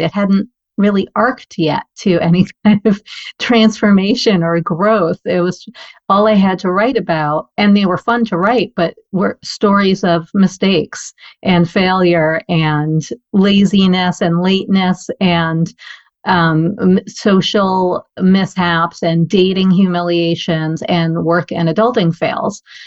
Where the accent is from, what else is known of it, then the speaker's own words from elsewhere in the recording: New York City, New York, United States; growing up in New York City